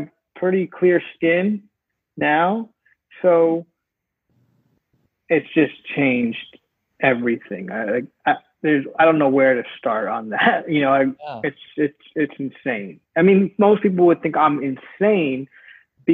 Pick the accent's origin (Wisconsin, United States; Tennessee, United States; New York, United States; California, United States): New York, United States; now in Los Angeles, United States; I'm from New York, and I live in LA now